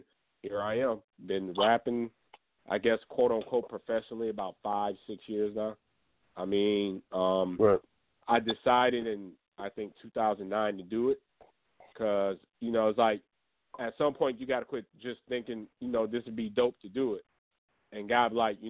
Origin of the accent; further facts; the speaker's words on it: Grand Rapids, Michigan, United States; I'm from Grand Rapids, Michigan